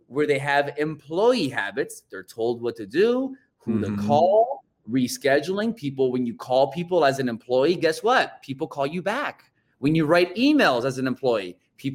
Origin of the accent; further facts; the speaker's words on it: Inglewood, California, United States; moved away; also born or lived in Miami, Florida; born and raised in Los Angeles, over there in Inglewood, California, moved to Miami